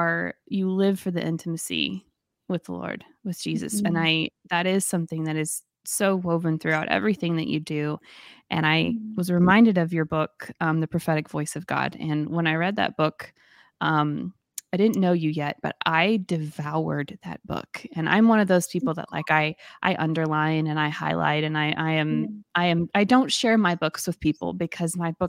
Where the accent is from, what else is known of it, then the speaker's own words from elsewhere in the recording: the South, United States; accent: Southern; my Southern accent